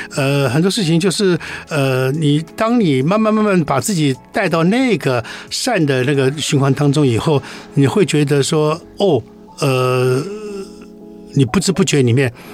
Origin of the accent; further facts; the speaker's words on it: Taiwan; 这是我们台湾人做的事情